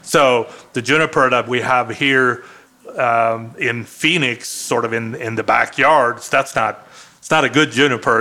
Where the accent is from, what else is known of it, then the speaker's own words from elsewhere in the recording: Sweden; first language Swedish; English is a second language; now in Arizona, United States; one of the things that I grew up with in Sweden